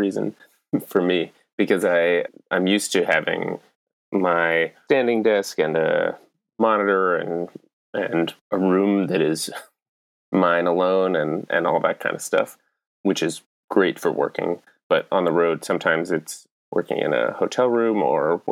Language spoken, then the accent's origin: English; Maine, United States; now in Leadville, United States; I grew up in Maine, about an hour or so north of Portland.